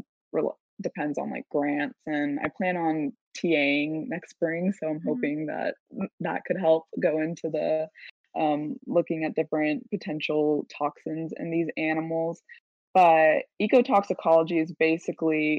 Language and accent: English; San Diego, California, United States; also born or lived in Davis, California; I'm from San Diego, but went to school at UC Davis